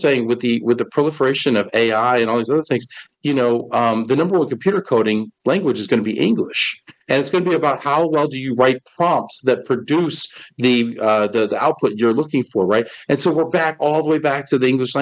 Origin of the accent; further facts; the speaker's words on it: White Plains, New York, United States; moved away as an adult; also born or lived in Albany, New York; now in Dallas, United States; I was born in Dallas, Texas, but I grew up in White Plains, New York